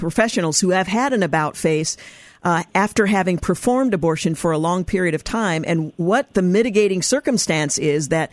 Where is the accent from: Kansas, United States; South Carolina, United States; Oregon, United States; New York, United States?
Oregon, United States; my home state of Oregon